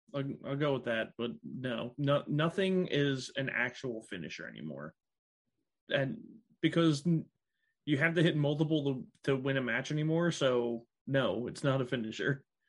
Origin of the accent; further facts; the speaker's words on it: Pennsylvania, United States; we're both from Pennsylvania